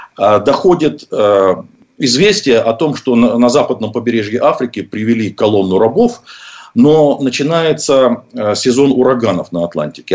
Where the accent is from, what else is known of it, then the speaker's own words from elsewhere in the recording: Russia; я родился в России